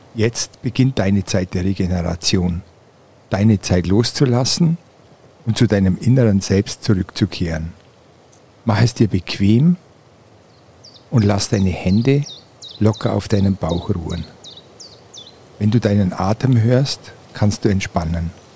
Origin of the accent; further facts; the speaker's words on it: Allgäu, Bavaria, Germany; moved away; Ich bin jetzt in meiner Heimat angekommen